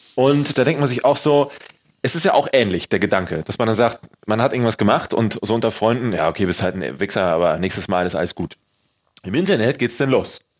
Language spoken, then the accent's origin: German; Germany; bei uns in Deutschland